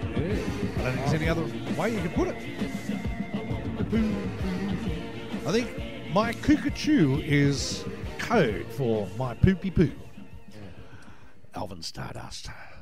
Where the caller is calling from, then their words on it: Sydney, New South Wales, Australia; From NetFM in Sydney, Australia.